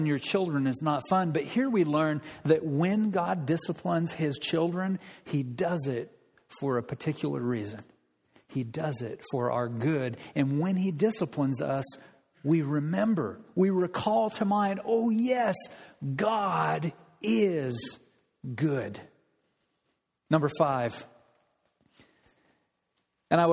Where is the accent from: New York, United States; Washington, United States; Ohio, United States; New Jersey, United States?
Washington, United States; Olympia; I grew up in Olympia